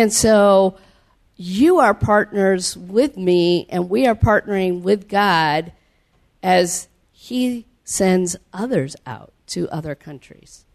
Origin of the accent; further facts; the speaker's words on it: Cedar Falls, Iowa, United States; moved away as an adult; also born or lived in South America; I grew up in Cedar Falls, Iowa